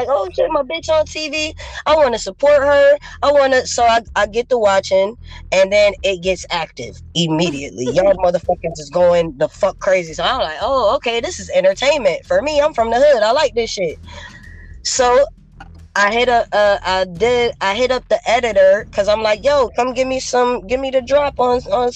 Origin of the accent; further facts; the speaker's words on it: Los Angeles, California, United States; I grew up in South Central